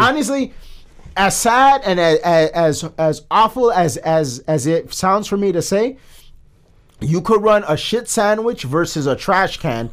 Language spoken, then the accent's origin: English; Chicago, Illinois, United States; we're from Chicago, a liberal city